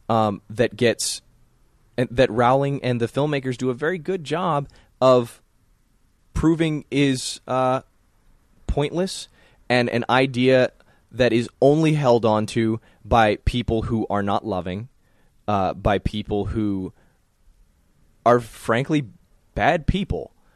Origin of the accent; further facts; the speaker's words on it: the South, United States; growing up in the South